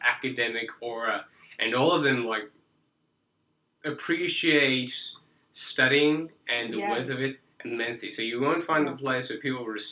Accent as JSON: {"language": "English", "country": "South Africa", "moved": "yes", "lives_now": "United States", "said": "I might have an accent, but I do not come from another world. I am just South African."}